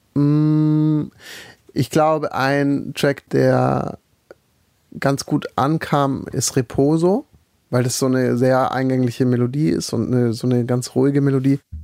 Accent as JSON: {"language": "German", "area": "Black Forest", "region": "Baden-Württemberg", "country": "Germany", "said": "Ich komme ja aus dem Schwarzwald"}